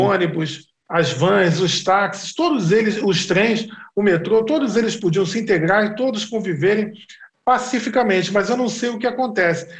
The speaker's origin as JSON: {"language": "Portuguese", "region": "Rio de Janeiro", "country": "Brazil", "said": "eu sou carioca, sou filho de carioca com pernambucana"}